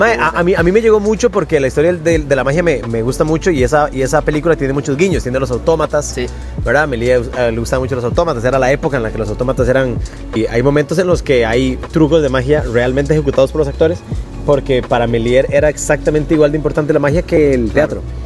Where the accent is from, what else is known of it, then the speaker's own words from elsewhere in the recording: Puriscal, San José, Costa Rica; Yo soy de Puriscal, soy hijo de, de somos cuatro hijos, mae.